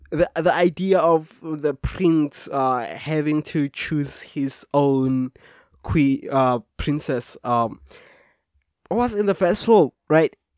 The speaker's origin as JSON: {"language": "English", "country": "South Africa", "said": "from South Africa"}